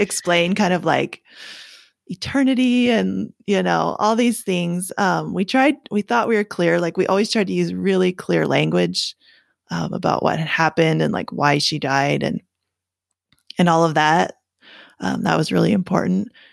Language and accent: English; Canada; now in United States; I'm from Canada, um, but I live in the States now